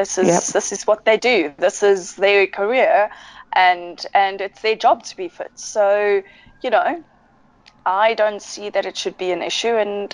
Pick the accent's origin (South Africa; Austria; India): South Africa; and that I'm from South Africa